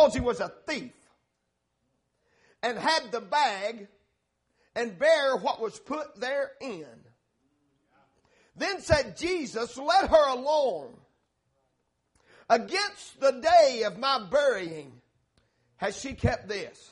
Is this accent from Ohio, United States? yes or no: no; Tennessee, United States; we're from Tennessee. We're slow up there.